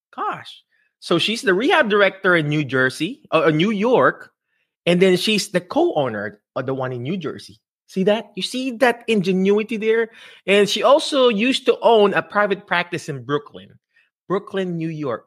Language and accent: English; Philippines; accent: Filipino; my Filipino, my Filipino accent